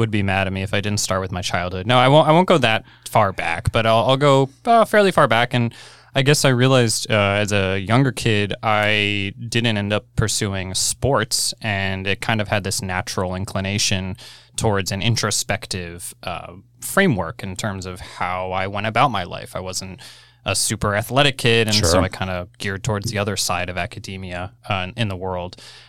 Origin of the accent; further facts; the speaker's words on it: Short Hills, New Jersey, United States; I grew up in a town called Short Hills, New Jersey.